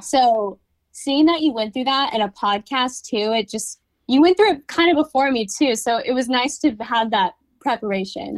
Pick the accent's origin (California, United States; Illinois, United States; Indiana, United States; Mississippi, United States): California, United States; I'm from California